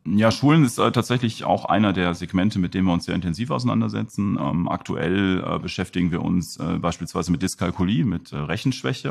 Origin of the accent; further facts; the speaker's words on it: Germany; also born or lived in Mönchengladbach; als Deutsche